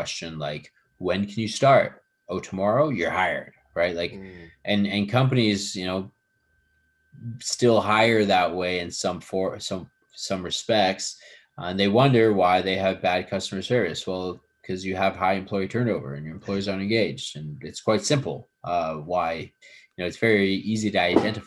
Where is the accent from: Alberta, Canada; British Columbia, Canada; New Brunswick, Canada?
Alberta, Canada; Edmonton; also born or lived in Vancouver; now in Toronto, Canada; I was born in Canada. Yeah, I was born in Edmonton.